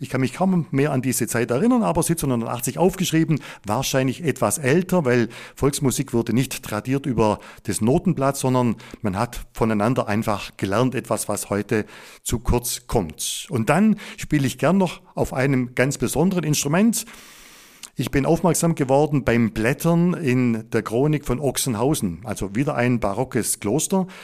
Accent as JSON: {"language": "German", "area": "Upper Swabia", "region": "Baden-Württemberg", "country": "Germany", "tie": "born or raised there", "said": "die Geschichte meiner Heimat, die Geschichte Oberschwabens"}